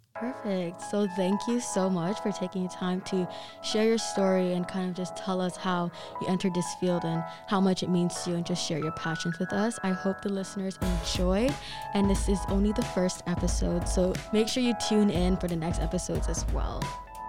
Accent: Kenya; moved away; I'm Kenyan

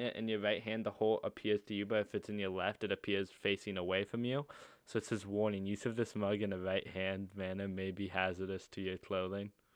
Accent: United States; We're American

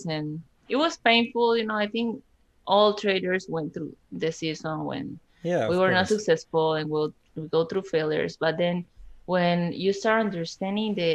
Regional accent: Colombia; moved away as an adult; now in United States; when I moved to United States, I'm from Colombia

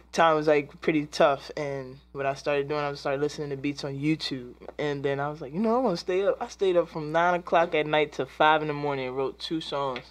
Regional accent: DMV area, Virginia, United States; I'm from Virginia and born and raised in the DMV area

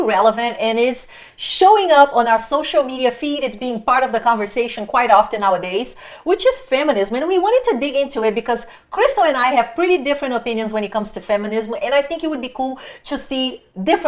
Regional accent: Brazil; moved away; I used to work with people in Brazil, my home country

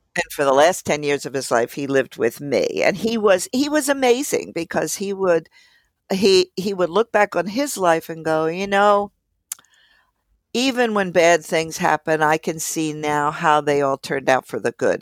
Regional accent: Philadelphia, Pennsylvania, United States; I grew up in Philly

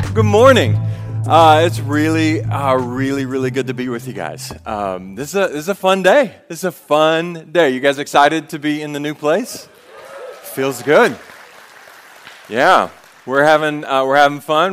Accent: the South, United States; We're from the South.

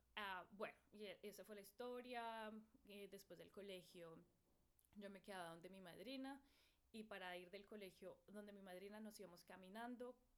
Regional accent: Bogotá, Colombia; moved away; esa es quién soy yo, eh, de Bogotá, Colombia

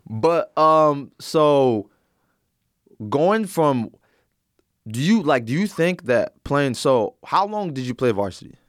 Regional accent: Plano, Texas, United States; I'm originally from the Plano area

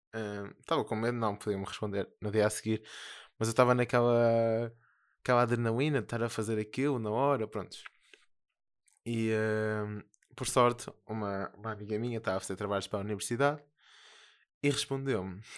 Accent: Porto, Norte, Portugal; accent: northern; eu sou do Porto.

